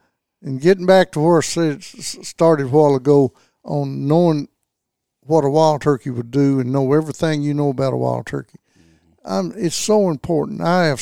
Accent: Kentucky, United States; I was born and raised in Land Between the Lakes, and most everybody over there, you had a place to hunt.

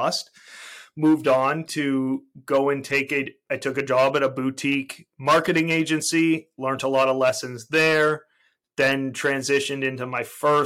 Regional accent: Toronto, Ontario, Canada; I'm a Canadian. I was born and raised in Toronto, Canada

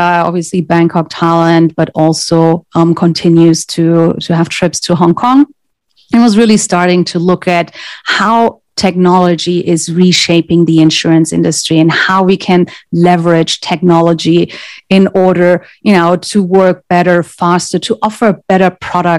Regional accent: Germany; English is a second language; moved away; I'm originally from Germany

